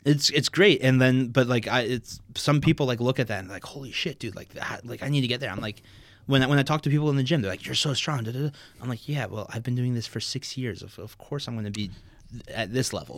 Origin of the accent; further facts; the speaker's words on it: Maplewood, New Jersey, United States; also born or lived in New Hampshire; I'm from Maplewood, New Jersey